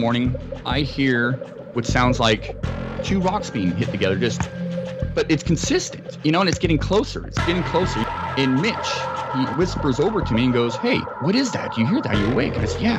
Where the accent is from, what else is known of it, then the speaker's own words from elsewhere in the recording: Scotland, United Kingdom; now in San Diego, United States; I am formerly from Scotland. I moved to San Diego area in 93